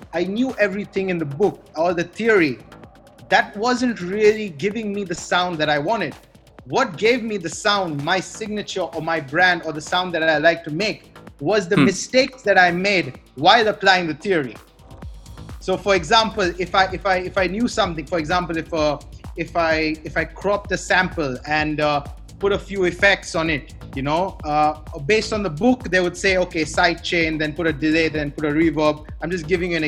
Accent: Goa, India; born or raised there; also born or lived in Bangalore

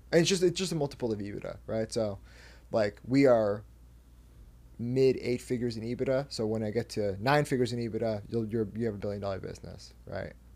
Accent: between Seattle and Canada, Pacific Northwest, Washington, United States; I'm from, like, halfway between Seattle and Canada.

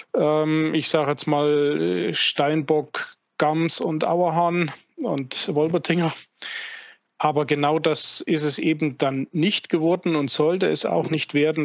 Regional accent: Vogtland, Saxony, Germany; moved away; also born or lived in southern Bavaria; Ich bin gebürtiger Vogtländer, wohnhaft seit vielen Jahren im Bayerischen, im Südbayerischen

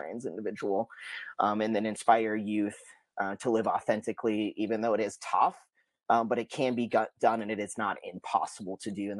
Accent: Pocatello, Idaho, United States; I am from the Pocatello community, so a lot of people know me here

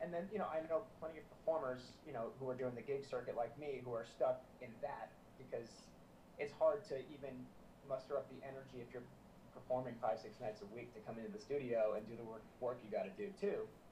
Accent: South Florida, United States; moved away as an adult; also born or lived in Windsor, Canada; now in Los Angeles, United States; I grew up in South Florida

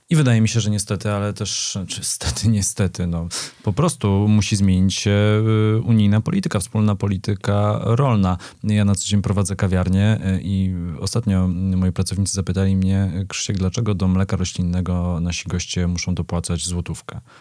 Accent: Poland; ja się urodziłem e, w schyłkowym PRL-u, ale już wychowywałem się w wolnej Polsce

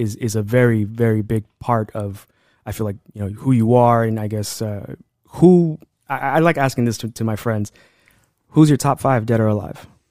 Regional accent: Los Angeles, California, United States; I grew up at here in Highland Park

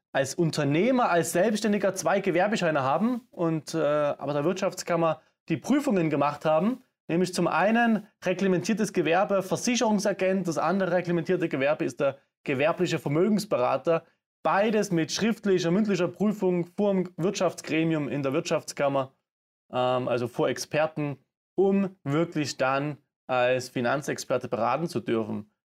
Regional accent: Saxony, Germany; accent: Saxon; Ihr hört es am Akzent, man hört es immer noch. Aber ich komme aus Sachsen und ne? das habe ich mir echt abtrainiert.

